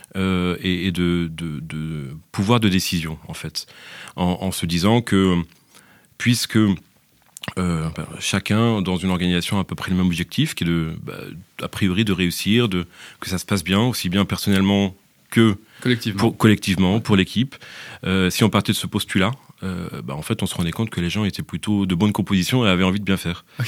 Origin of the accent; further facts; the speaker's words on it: France; moved away as an adult; now in Belgium; Je suis français. je suis français, mais maintenant, après une dizaine d'années, je peux dire que je suis aussi franco-belge